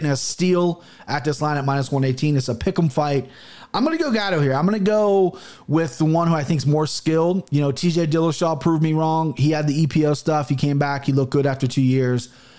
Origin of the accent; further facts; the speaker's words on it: Midwest, United States; I'm an American Christian, okay? I'm a Midwest blooded American.